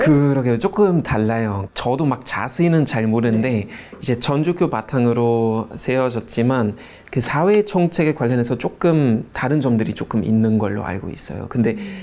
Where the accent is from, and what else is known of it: Germany; moved away